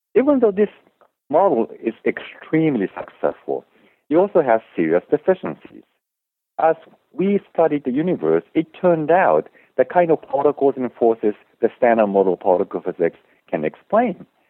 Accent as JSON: {"language": "English", "country": "Japan", "tie": "born or raised there", "also_born_or_lived": "Germany", "moved": "as an adult", "lives_now": "United States", "said": "I grew up in Japan and I actually spent four years in Germany when I was growing up, but went back to Japan"}